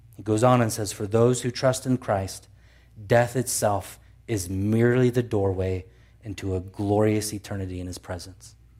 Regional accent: United States; we are American citizens

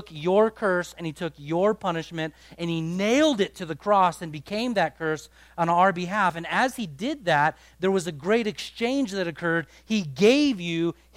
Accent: United States; Our culture as an American culture

